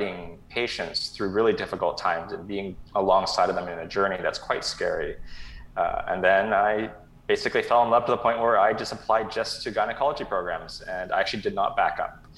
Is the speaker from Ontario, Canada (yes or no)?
no; Vancouver, British Columbia, Canada; also born or lived in Toronto / Kelowna; I was born and raised in Vancouver